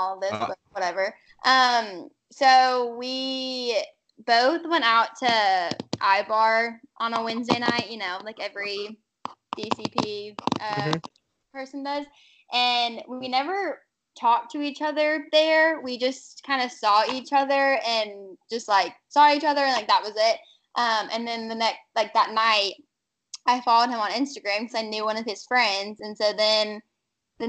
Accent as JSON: {"language": "English", "town": "Charleston", "region": "South Carolina", "country": "United States", "said": "I'm from Charleston, South Carolina"}